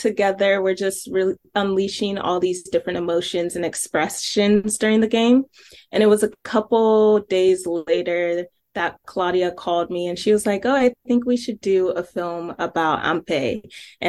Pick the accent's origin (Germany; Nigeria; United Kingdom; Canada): Nigeria; now in Columbus, United States; And we're both immigrants. She's from Ghana, I'm from Nigeria, and we moved to Columbus, Ohio during like our formative years.